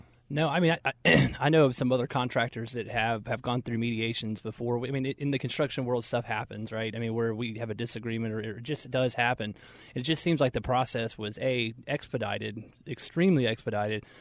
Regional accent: Marietta, Georgia, United States; We grew up in Marietta, Georgia

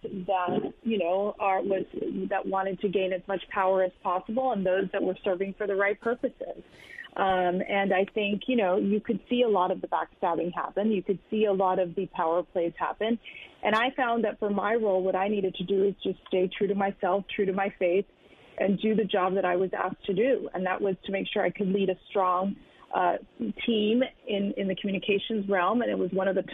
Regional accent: United States; my father was born and raised in Cuba. I was actually born here in the U.S. To a very tight Cuban family

